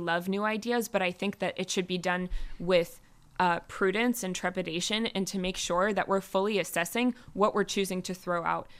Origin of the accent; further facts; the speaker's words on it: United States; now in Israel; coming as an American